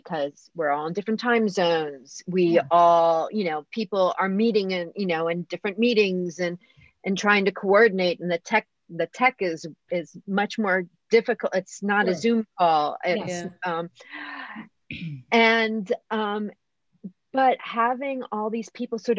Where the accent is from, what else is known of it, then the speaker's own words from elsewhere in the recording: United States; accent: American; moved away as an adult; also born or lived in Bologna, Italy; now in Rome, Italy; my charming American accent, which I have maintained stubbornly